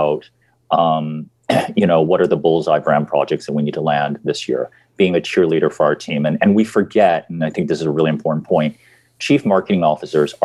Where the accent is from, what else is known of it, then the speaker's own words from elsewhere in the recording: United States; moved away as an adult; I'm an American